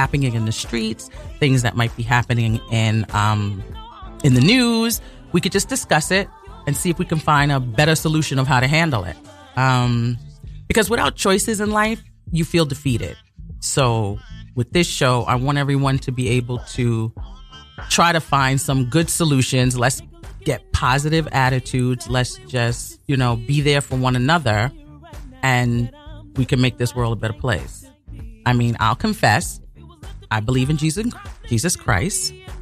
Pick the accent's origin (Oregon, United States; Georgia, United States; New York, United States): New York, United States; New York City; I was born and raised in Brooklyn.